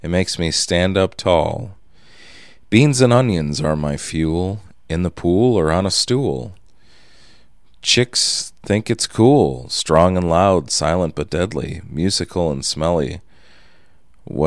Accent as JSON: {"language": "English", "region": "Minnesota", "country": "United States", "tie": "born or raised there", "also_born_or_lived": "Indiana", "said": "I was raised in Minnesota and graduated from the U of M, so I'm legally a Gopher."}